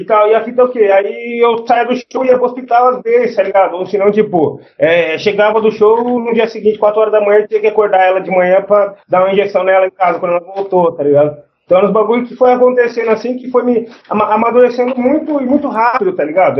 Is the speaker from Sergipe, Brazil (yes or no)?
no; Jundiaí, São Paulo, Brazil; nasci em Jundiaí, tá ligado? Eu nunca saí daqui.